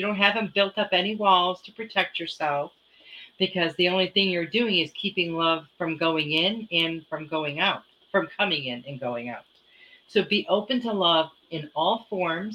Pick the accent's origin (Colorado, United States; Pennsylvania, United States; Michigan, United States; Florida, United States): Michigan, United States; moved away; I was raised in Michigan, and we had some really cold winters when I was a child